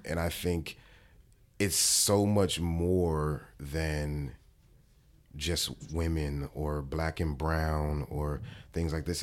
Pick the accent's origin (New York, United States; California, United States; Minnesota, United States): California, United States; Los Angeles; I'm from Watts, California, 109th and Avalon, and it is the hood